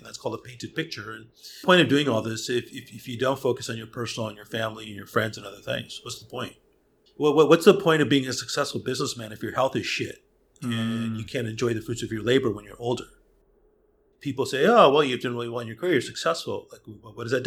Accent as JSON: {"language": "English", "area": "outside of Hollywood", "region": "California", "country": "United States", "tie": "born or raised there", "said": "I was born and raised outside of Hollywood."}